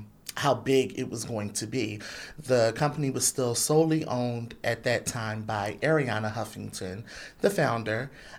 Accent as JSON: {"language": "English", "town": "Philadelphia", "region": "Pennsylvania", "country": "United States", "also_born_or_lived": "Atlantic City, New Jersey", "said": "I was born in Atlantic City. I'm from Philadelphia."}